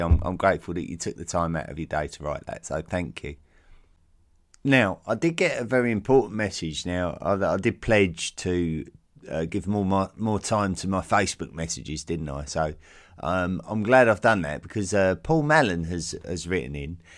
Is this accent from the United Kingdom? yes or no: yes; United Kingdom; as a British man, uh, having lived in Britain all my life